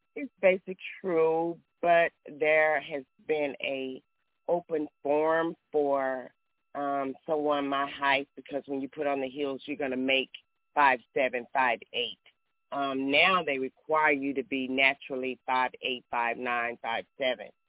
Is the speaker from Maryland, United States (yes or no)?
no; Texas, United States; I'm from Texas